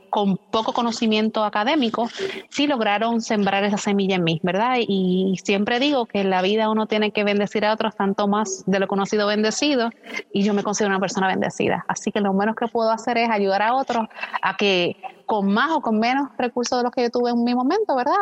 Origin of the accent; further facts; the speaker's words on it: western Puerto Rico, Puerto Rico; yo soy el oeste de, Puerto Rico